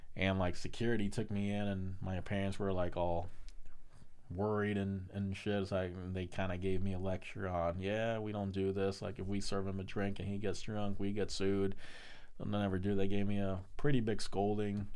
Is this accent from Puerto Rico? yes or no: yes; Puerto Rico; now in United States; I would love to go back to PR